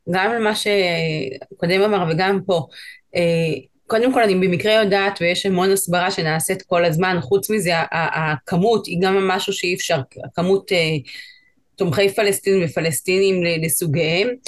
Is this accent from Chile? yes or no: yes; Chile; now in Israel; שומעים, אני מצ'ילה, גדלתי שם, עליתי לארץ לפני עשר שנים